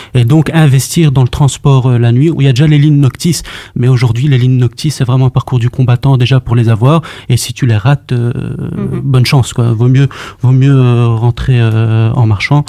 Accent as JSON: {"language": "French", "town": "Brussels", "region": "Brussels-Capital Region", "country": "Belgium", "tie": "born or raised there", "said": "je suis marolien de naissance. J'ai grandi, dans à la Marolle"}